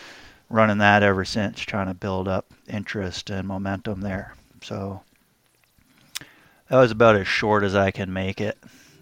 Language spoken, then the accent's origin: English; New Hampshire, United States; moved away as an adult; also born or lived in California / Hawaii; now in Oregon, United States; I grew up in New Hampshire, so not far away from Corey there, up in the North Woods.